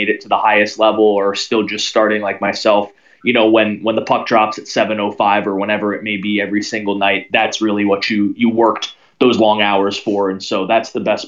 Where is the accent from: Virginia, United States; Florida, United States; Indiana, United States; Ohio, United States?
Virginia, United States; Northern; growing up in Northern Virginia